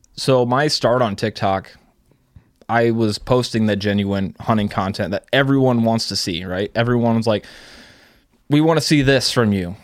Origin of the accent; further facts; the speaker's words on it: Iowa, United States; I'm from Iowa.